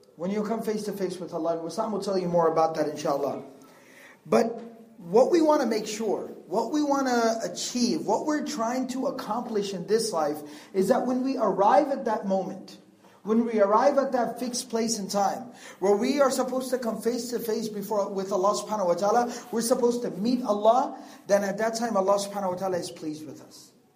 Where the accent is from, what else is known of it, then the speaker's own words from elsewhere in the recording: Texas, United States; I'm from Texas. No, I don't live in the countryside.